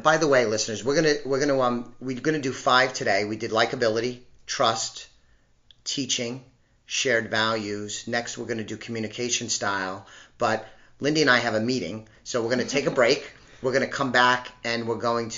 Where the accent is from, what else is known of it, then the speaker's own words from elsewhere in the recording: New York, United States; I'm a New Yorker at heart